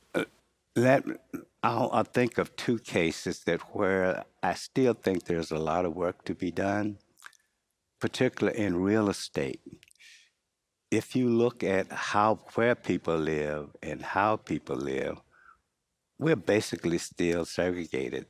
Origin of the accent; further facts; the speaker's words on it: Henderson, North Carolina, United States; moved away as an adult; also born or lived in Durham, North Carolina; now in Pittsburgh, United States; I grew up in North Carolina, um, Henderson, uh, area particularly.